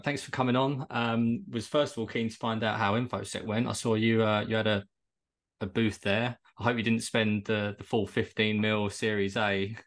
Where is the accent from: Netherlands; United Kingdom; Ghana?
United Kingdom; Kent, South East England; moved away as an adult; now in Bournemouth, United Kingdom; I'm originally from Kent, but I relocated to Bournemouth when COVID hit